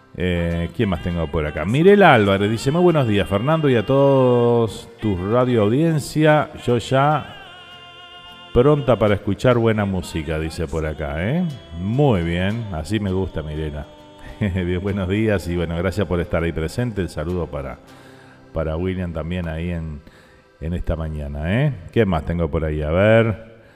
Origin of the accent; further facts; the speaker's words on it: Uruguay; also born or lived in New Jersey; now in United States; nos identifican como uruguayos, que identifican a nuestro país, a nuestras raíces